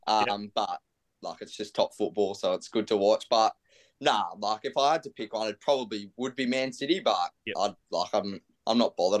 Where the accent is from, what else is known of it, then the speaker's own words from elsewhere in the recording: Central Coast, New South Wales, Australia; I'm from the Central Coast